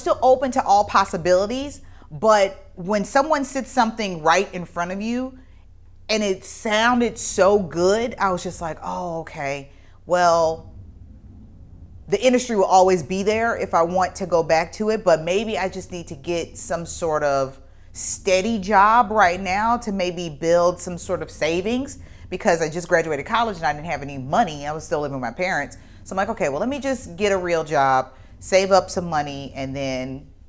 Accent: Midwest, United States; being born in the year that I was and growing up in the Midwest.

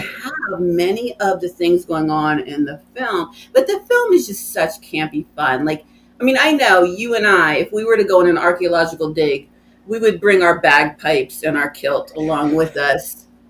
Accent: United States; I, as an American

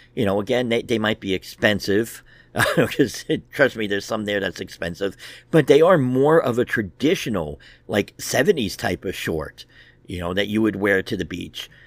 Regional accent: United States; as American men

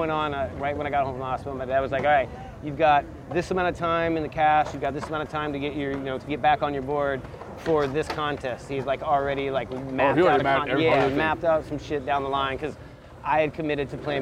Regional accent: Gulf Breeze, Florida, United States; moved away as an adult; also born or lived in San Diego / Carlsbad / Encinitas; It was good. It was good for skateboarding because it was a beach town

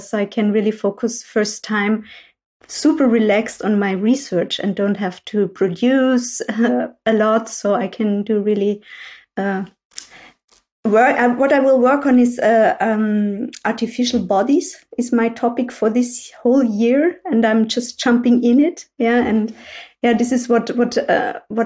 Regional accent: Salzburg countryside, Austria; moved away as an adult; now in Vienna, Austria; I'm from the countryside, so not from a city. So I was born in Salzburg on the countryside

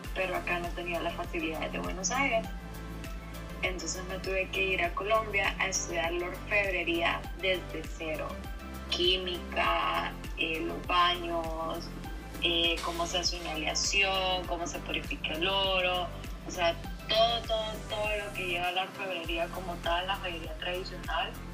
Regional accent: San Pedro Sula, Cortés, Honduras; also born or lived in Brighton and Hove, England; nací en San Pedro Sula, Honduras

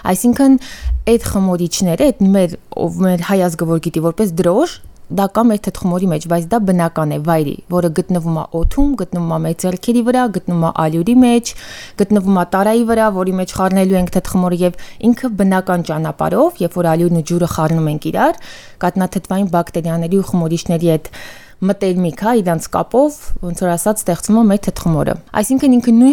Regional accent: Yerevan, Armenia; ու ծնողներս հենց Երևանում ենք ծնվել։

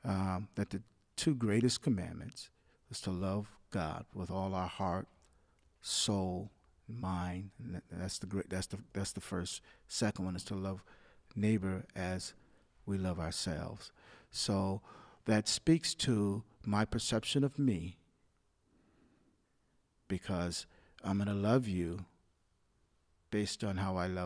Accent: the South, United States; growing up in the South, they had a perception of whites as being superior

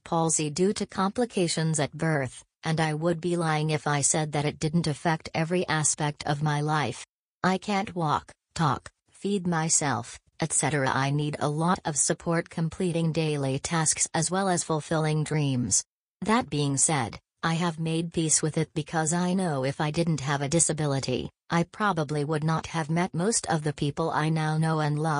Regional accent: Springdale, Arkansas, United States; I was born and raised in Springdale with my brother, Jeffrey.

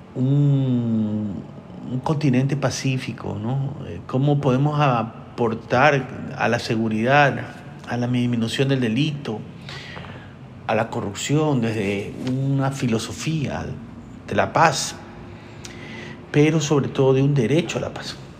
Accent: Ecuador; yo soy ecuatoriano

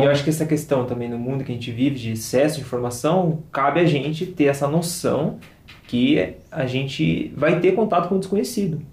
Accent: São Paulo, Brazil; nós somos de São Paulo

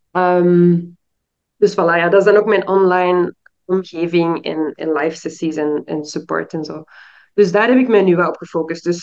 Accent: Belgium; also born or lived in Suriname / Peru / Brazil; now in Ghana; ik ben in België geboren en opgegroeid. Ik heb op heel veel verschillende plaatsen in de wereld gewoond. Voornamelijk Zuid-Amerika, Suriname, Peru, Brazilië. En nu woon ik in Ghana, wat ook het land is van mijn vader.

